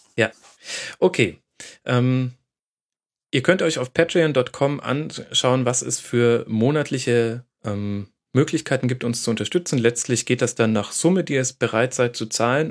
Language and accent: German; Franconia, Bavaria, Germany; ich als Franke